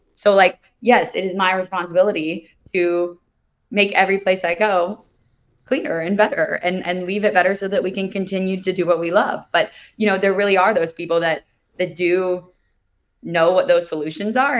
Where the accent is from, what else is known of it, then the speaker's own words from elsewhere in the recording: Kansas City, United States; I grew up in Kansas City, so not around the water